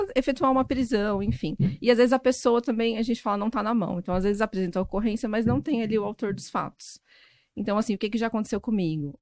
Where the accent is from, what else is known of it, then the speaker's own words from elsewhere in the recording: Goiás, Brazil; moved away as an adult; also born or lived in Goiânia; now in São Paulo, Brazil; eu sou goiana, fiz faculdade em Goiás. E só que eu já tinha morado em São Paulo na uma parte da infância, da adolescência